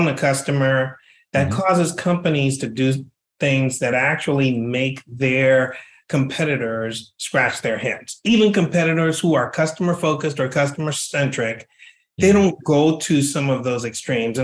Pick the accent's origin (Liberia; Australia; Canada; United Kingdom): Liberia; moved away as an adult; now in United States; I was born and raised in another country in West Africa. I was born and raised in Liberia.